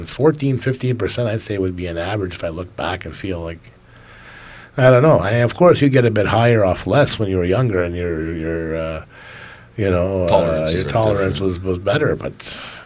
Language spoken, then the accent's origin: English; Canada; Being a Canadian citizen